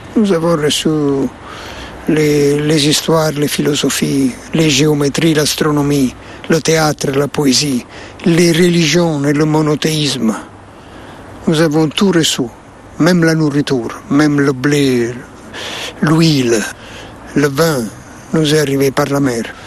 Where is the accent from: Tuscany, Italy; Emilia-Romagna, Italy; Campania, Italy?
Campania, Italy; Naples; French is a second language; ma ville natale, Napoli